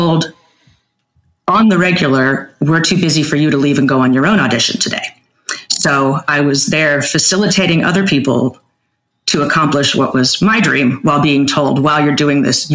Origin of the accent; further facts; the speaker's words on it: California, United States; also born or lived in Bay Area / San Diego; I am originally from California. I grew up the first half of my life in the Bay Area, second half after my parents divorced down in San Diego.